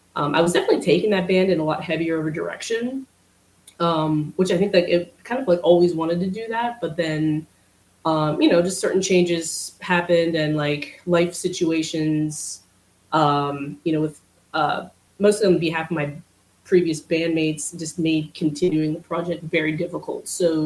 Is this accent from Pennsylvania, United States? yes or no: yes; Tyrone, Pennsylvania, United States; now in Pittsburgh, United States; I'm originally from Central PA, kind of like in between State College and Altoona